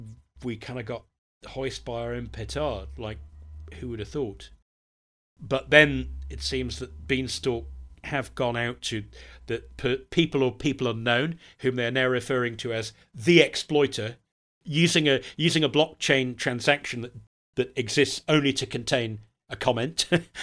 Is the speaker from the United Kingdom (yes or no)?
yes; United Kingdom; born there; since I am British by birth